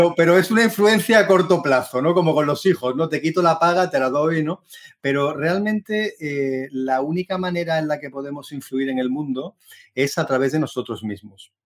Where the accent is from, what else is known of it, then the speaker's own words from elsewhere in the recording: Seville, Andalusia, Spain; moved away as an adult; also born or lived in Berlin, Germany; soy de Sevilla, una ciudad preciosa en el sur de España